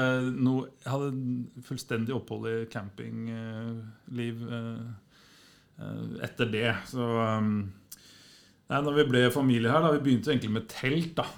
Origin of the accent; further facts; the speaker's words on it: Skarnes, Innlandet, Norway; jeg er født på Skarnes, eh, litt på, på, på, på, landet